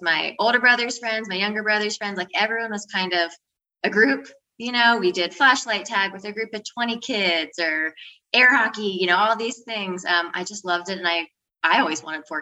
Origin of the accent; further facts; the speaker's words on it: Northern Virginia, United States; moved away as an adult; now in St. Croix, U.S. Virgin Islands; I'm from Northern Virginia, born and raised, went, you know, all through school